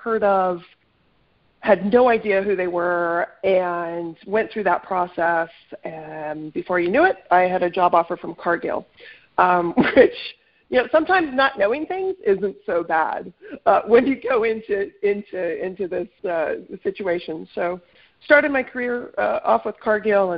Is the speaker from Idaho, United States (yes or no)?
yes; North Idaho, United States; moved away as an adult; also born or lived in Washington; I'm originally from North Idaho, grew up on a farm